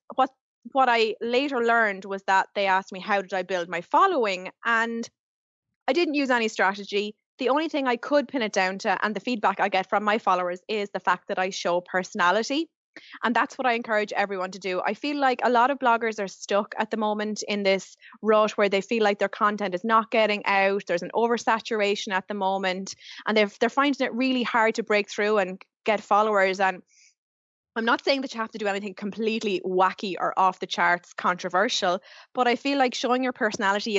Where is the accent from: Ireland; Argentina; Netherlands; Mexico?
Ireland; Carlow, Leinster; moved away as an adult; now in Dublin, Ireland; I'm originally from Carlow, living in Dublin. The bones of 10 years now